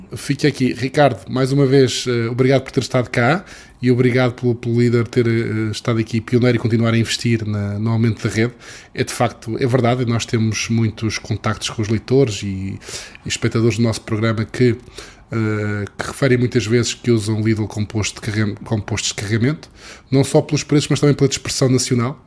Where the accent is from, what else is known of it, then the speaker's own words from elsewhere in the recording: Madeira, Portugal; eu, sou madeirense, porque sou madeirense também